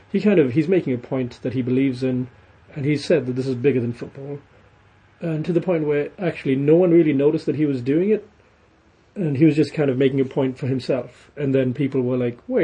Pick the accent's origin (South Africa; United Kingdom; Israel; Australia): United Kingdom